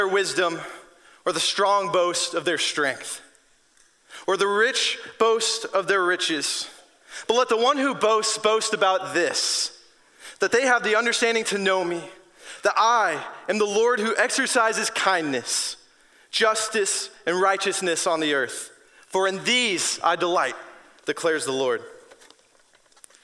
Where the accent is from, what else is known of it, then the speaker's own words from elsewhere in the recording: Washington, United States; moved away; I'm from Washington State